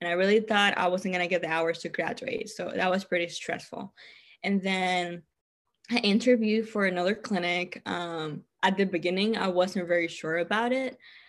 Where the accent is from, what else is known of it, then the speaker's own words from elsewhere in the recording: Texas, United States; I know a lot of other states are not as half. I'm from Texas. Texas is like way cheaper than California.